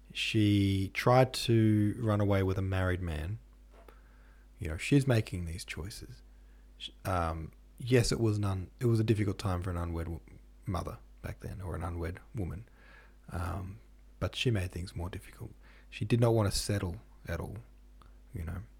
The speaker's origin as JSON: {"language": "English", "country": "Australia", "said": "I'm from Australia"}